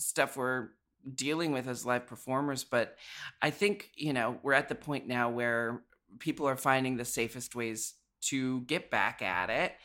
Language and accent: English; Portland, Oregon, United States; born or raised there; moved away as an adult; also born or lived in San Francisco